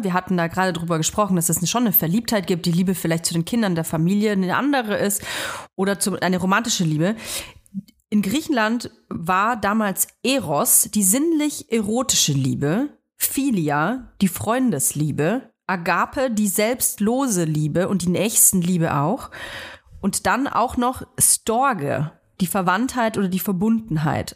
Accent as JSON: {"language": "German", "country": "Germany", "tie": "born or raised there", "said": "ich bin nun mal hier in Deutschland geboren"}